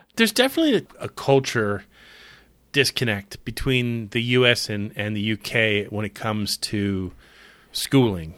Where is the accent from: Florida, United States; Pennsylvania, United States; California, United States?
Florida, United States; Clearwater; when I was growing up in Clearwater, Florida